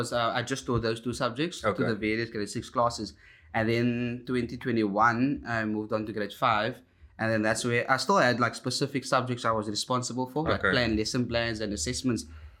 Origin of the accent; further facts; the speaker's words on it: Cape Town, Western Cape, South Africa; now in Lotus River, Cape Town, South Africa; 25 years old, born and raised in Alsace River, you know, from the suburbs, from the streets, you know, all my life in Alsace River.